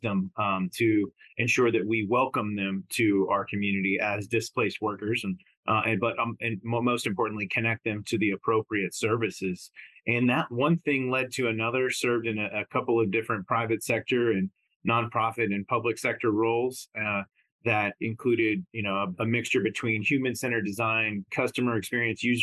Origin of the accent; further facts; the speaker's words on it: Texas, United States; moved away; I'm originally from Texas